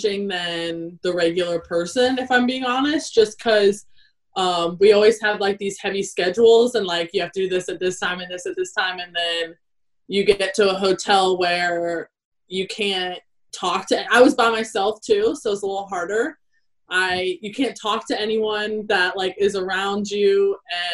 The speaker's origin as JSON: {"language": "English", "region": "South Carolina", "country": "United States", "tie": "born or raised there", "also_born_or_lived": "Kentucky", "accent": "American", "moved": "as an adult", "lives_now": "New Zealand", "said": "I grew up in South Carolina"}